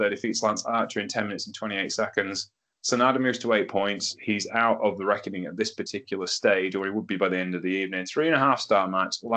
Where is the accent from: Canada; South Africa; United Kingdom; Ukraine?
United Kingdom